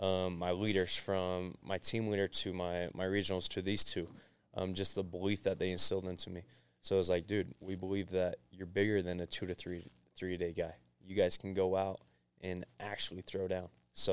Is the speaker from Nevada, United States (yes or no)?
yes; Mesquite, Nevada, United States; now in Utah; Yeah, I'm originally just from outside of Las Vegas. Grew up in Mesquite, Nevada. And then my dad got back into school teaching, and we moved up to Utah.